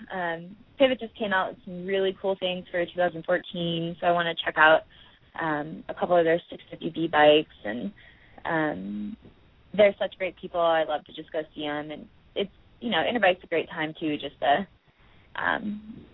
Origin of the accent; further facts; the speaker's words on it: Midwest, United States; well, you understand what it's like growing up in the Midwest. The like